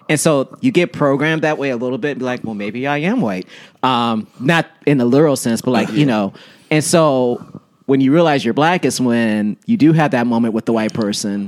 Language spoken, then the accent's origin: English; Washington, District of Columbia, United States; Southeast DC